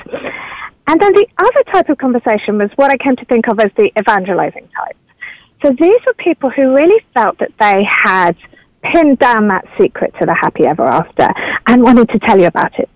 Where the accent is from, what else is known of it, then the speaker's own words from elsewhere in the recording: United Kingdom; moved away as an adult; now in California, United States; a British person arriving in California